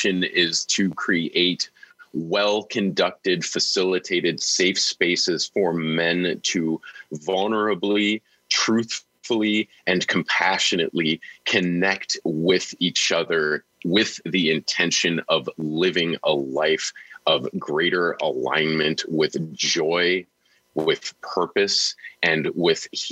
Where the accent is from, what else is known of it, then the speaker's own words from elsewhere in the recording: Niagara Falls, New York, United States; I grew up in Niagara Falls, New York, a very small city